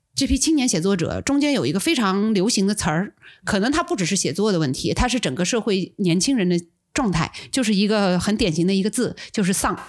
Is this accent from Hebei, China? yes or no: no; Suzhou, Jiangsu, China; 我是苏州人嘛，然后我 我住的地方离我们的护城河特别近